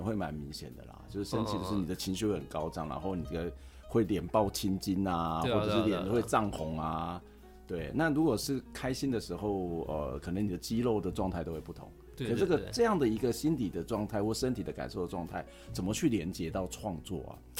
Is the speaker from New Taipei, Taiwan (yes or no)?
yes; Yonghe, New Taipei, Taiwan; now in Minxiong, Taiwan; 在我觉得我自己从台北搬过来，我都觉得这里是一个很自由开阔。